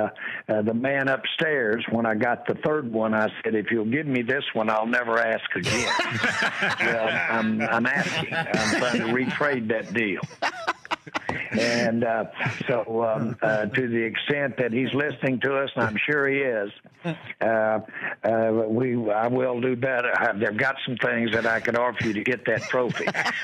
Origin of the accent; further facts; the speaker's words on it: Inglewood, California, United States; I was born about a block and a half right at the end of the LAX runway My dad had a little house out here during World War II, and I was born right there in Englewood